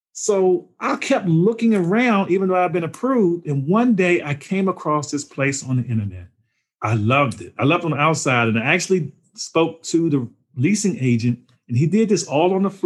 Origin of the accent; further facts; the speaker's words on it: Washington, District of Columbia, United States; moved away as an adult; also born or lived in Germantown, Maryland; now in Cary, United States; I grew up in Washington, D.C., and I was in the suburbs of Maryland